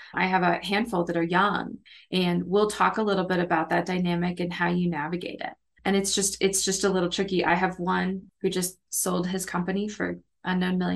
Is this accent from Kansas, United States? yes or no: yes; Kansas, United States; moved away as an adult; now in Mid-South, United States; I didn't have these challenges when I lived in the Midwest because I grew up in Kansas